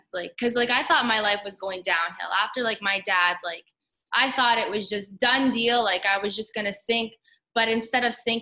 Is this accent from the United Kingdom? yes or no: no; Canada; we're Canadian